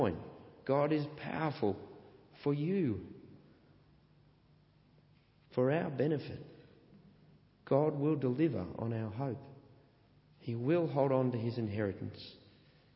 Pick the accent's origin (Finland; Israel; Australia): Australia; I'm an Australian